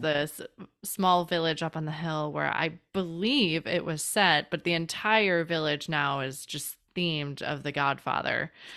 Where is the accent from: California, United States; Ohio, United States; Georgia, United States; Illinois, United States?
Illinois, United States; Chicago; from Chicago